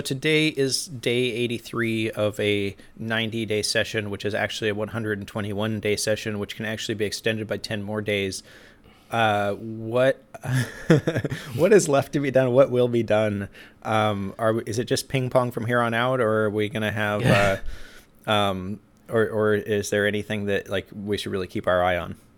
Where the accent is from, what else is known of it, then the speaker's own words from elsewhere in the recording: Juneau, Alaska, United States; I grew up in Juneau